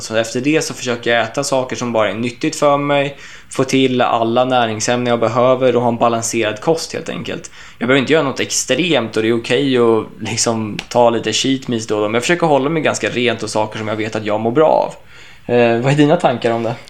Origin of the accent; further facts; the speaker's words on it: Sweden; hemma i Sverige